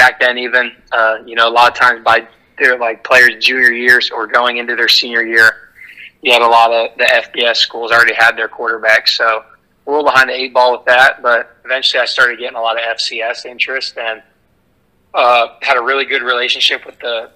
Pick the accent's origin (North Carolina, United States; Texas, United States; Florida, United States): Florida, United States; St. Augustine; I grew up in North Florida in St. Augustine